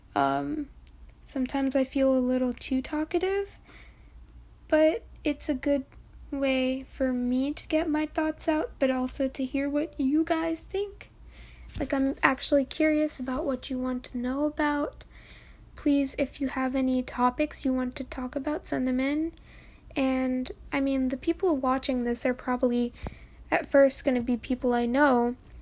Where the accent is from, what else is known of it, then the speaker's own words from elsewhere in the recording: New York, United States; I'm from New York.